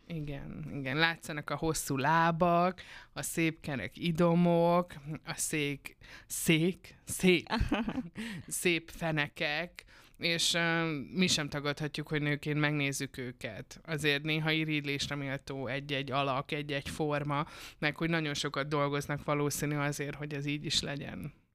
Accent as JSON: {"language": "Hungarian", "town": "Debrecen", "region": "Hajdú-Bihar", "country": "Hungary"}